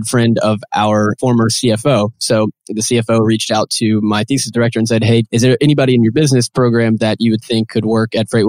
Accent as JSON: {"language": "English", "town": "Nashville", "region": "Tennessee", "country": "United States", "tie": "born or raised there", "moved": "as an adult", "lives_now": "Chattanooga, United States", "said": "I was born and raised in Nashville, Tennessee, but moved down here for school."}